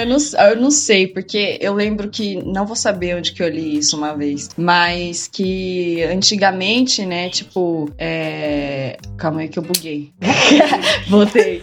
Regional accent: Praia Grande, São Paulo, Brazil; moved away as an adult; also born or lived in Santos / Rio de Janeiro; now in São Paulo, Brazil; eu não sou de São Paulo, né? Eu morava em Praia Grande com os meus pais, eu fui morar sozinho em Santos e fui direto pro Rio de Janeiro, pulei São Paulo

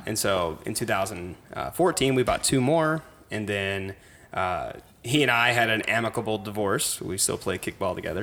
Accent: Cape Girardeau, Missouri, United States; moved away as an adult; also born or lived in St. Louis, Missouri; now in St. Charles, United States; I'm from Cape Girardeau, small rural town

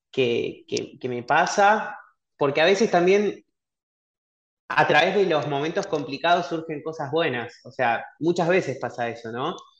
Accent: Cañada de Gómez, Santa Fe, Argentina; moved away as an adult; also born or lived in Rosario; now in Buenos Aires, Argentina; soy de Rosario, viví mucho tiempo en una ciudad muy chiquita que está ahí a una hora, que se llama Tania de Gómez. A los 18 años me vine a Buenos Aires

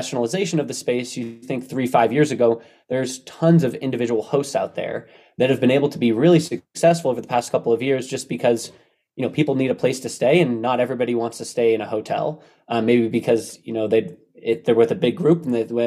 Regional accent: Bay Area, California, United States; I grew up in the Bay Area

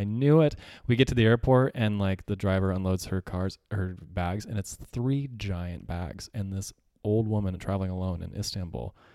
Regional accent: Yucaipa, California, United States; now in Arizona, United States; I grew up in Southern California

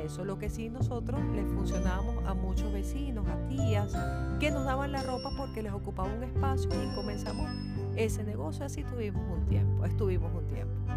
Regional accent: Venezuela; así somos los venezolanos, siempre con ganas de echar para adelante

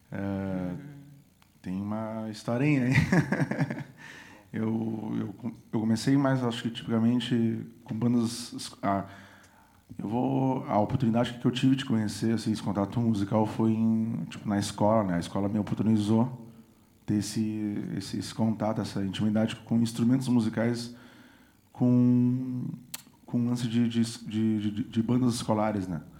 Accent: São José do Norte, Rio Grande do Sul, Brazil; Eu sou de São José do Norte.

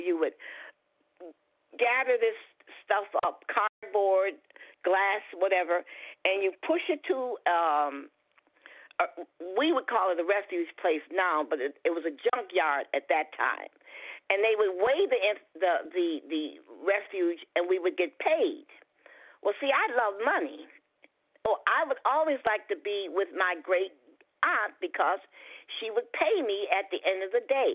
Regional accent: Detroit, Michigan, United States; I was born in Detroit, Michigan

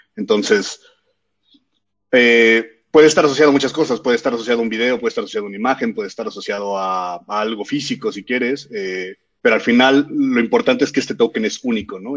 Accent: Mexico; soy mexicano

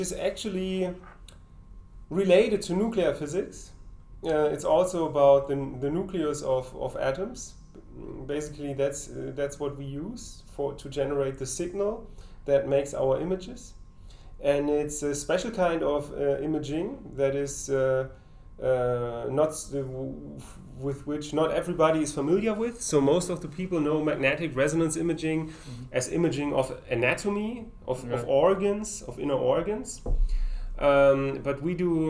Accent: Darmstadt, Hesse, Germany; my hometown Darmstadt

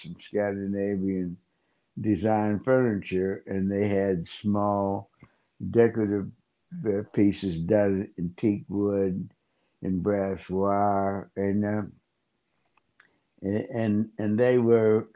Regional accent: New Castle, Pennsylvania, United States; also born or lived in Pittsburgh, Pennsylvania; I grew up in Newcastle, Pennsylvania

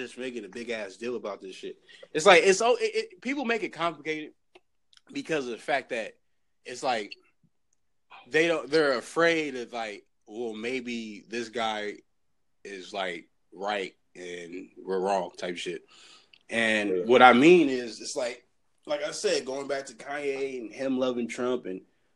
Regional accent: California, United States; also born or lived in San Bernardino; I'm from California

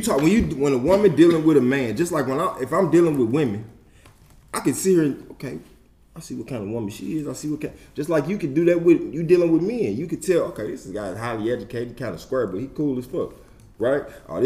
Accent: St. Louis, Missouri, United States; also born or lived in Kirkwood, Missouri; I'm from Walnut Park. So with that being said, I went to school in Kirkwood.

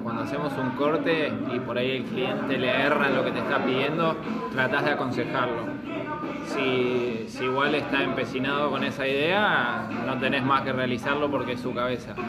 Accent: Argentina; also born or lived in Mar del Plata; somos argentinos

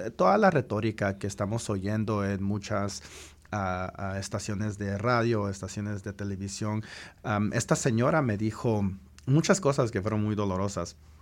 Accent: United States; also born or lived in Guatemala; aquí crecí. He estado, he estado en los Estados Unidos desde que tenía tres meses

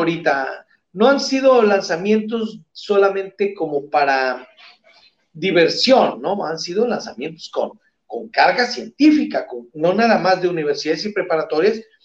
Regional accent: Sinaloa, Mexico; aquí en Sinaloa, en mi tierra

